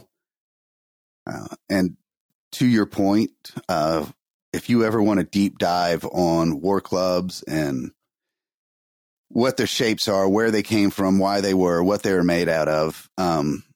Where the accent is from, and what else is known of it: Atlanta, Georgia, United States; born or raised there; moved away